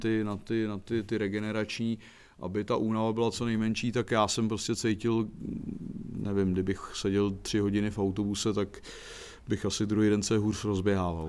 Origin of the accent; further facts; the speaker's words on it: Czechia; also born or lived in Prague / Plzeň; Já jsem byl Čech